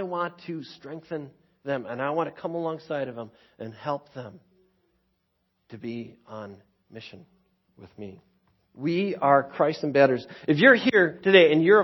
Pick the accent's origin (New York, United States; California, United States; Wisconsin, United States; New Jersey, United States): Wisconsin, United States; Waukesha; growing up in Waukesha, like, I thought Keewaskum was the ends of the earth